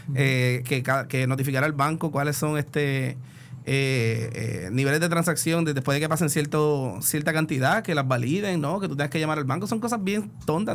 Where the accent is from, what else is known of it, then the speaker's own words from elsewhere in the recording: Puerto Rico; como buen puertorriqueño